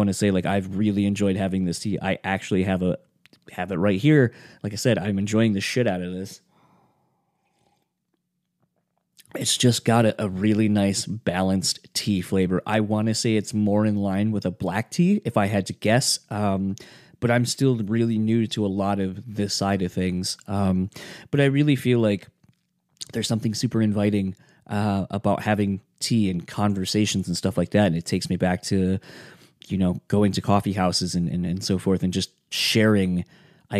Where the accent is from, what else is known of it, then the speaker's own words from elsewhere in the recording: Kalamazoo, Michigan, United States; now in Grand Rapids, United States; where I grew up in Kalamazoo